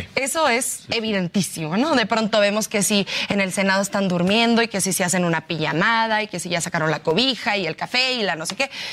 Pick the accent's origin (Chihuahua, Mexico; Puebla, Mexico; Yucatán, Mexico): Chihuahua, Mexico; Ciudad Juárez; yo soy de Ciudad Juárez